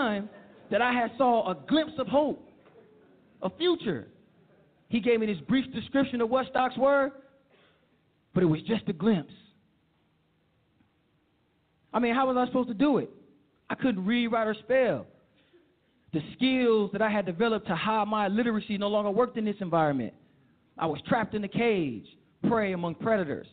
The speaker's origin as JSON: {"language": "English", "town": "Oakland", "region": "California", "country": "United States", "tie": "born or raised there", "said": "I grew up in Oakland, California, with my mother and members"}